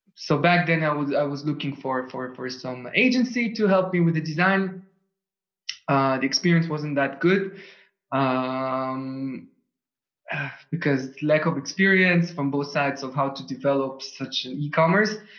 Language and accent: English; Tel Aviv, Tel Aviv District, Israel; first language Russian, Hebrew; English is a second language; moved away as an adult; also born or lived in Switzerland; now in Vienna, Austria; I was born in Tel Aviv. I was wow. born up and raised over there.